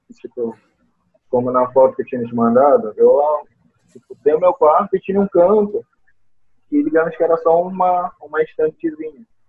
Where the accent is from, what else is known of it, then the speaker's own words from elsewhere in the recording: Belém, Pará, Brazil; eu sou de Belém do Pará.